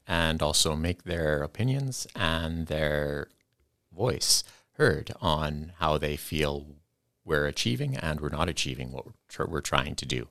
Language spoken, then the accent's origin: English; Kamloops, British Columbia, Canada; moved away as an adult; now in Kenora, Canada; I came from British Columbia, and this is the closest I'm gonna get to home